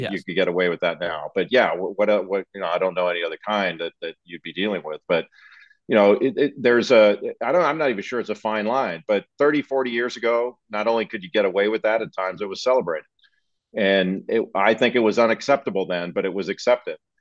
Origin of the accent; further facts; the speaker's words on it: Los Angeles, California, United States; I grew up in Los Angeles